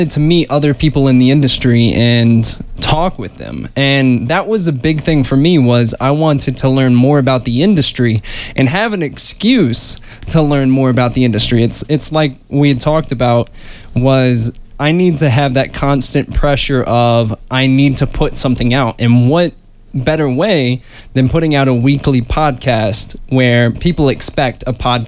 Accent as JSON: {"language": "English", "town": "Atlanta", "region": "Georgia", "country": "United States", "said": "I'm an actor from Atlanta, Georgia."}